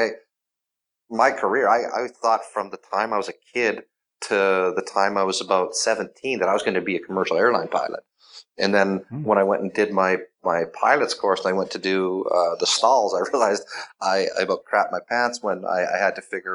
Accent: Canada; I am Canadian

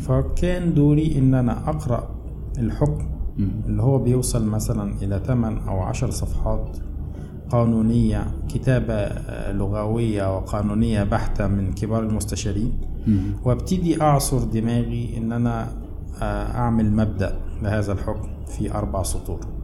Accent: El Maragha, Sohag Governorate, Egypt; moved away as an adult; also born or lived in Asyut / Cairo, Egypt; أنا أصلاً من، آه، من أهل الصعيد يعني، من مواليد محافظة سوهاج، مركز المراغة

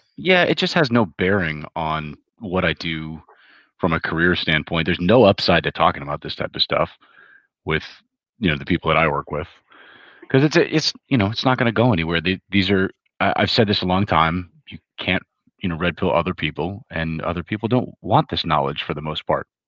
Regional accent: Hawaii, United States; moved away; I was the very far minority, and I grew up in Hawaii

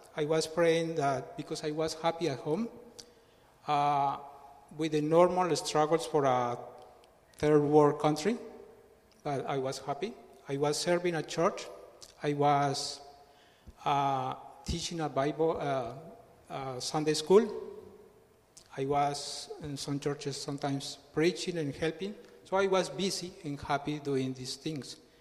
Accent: Colombia; English is a second language; moved away as an adult; now in Australia; I am from Colombia

